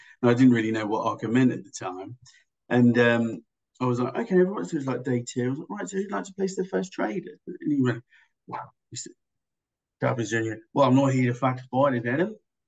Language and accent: English; England, United Kingdom; now in Australia; when I came over here from England